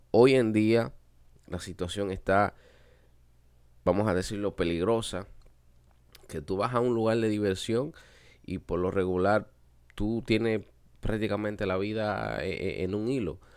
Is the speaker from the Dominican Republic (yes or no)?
yes; Dominican Republic; nosotros como latinos, como dominicanos, siempre tenemos, como se dice por ahí, la sangre caliente.